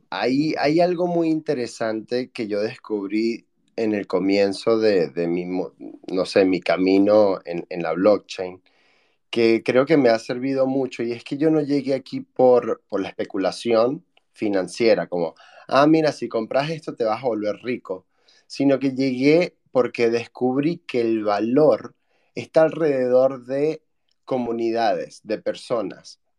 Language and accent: Spanish; Venezuela; moved away as an adult; yo para los venezolanos sueno argentino y espero que para los argentinos todavía suene venezolano. Pero bueno, soy, soy de Venezuela y descubrí Bitcoin haciendo el research para mi tesis de maestría. En aquel momento había salido de Venezuela para